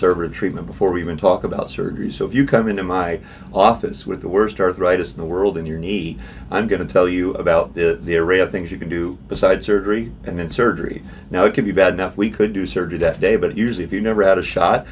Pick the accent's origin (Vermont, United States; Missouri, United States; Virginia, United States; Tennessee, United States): Missouri, United States; also born or lived in St. Louis / Kansas City / Kirksville; I'm a Missouri boy. I grew up in Missouri my whole life.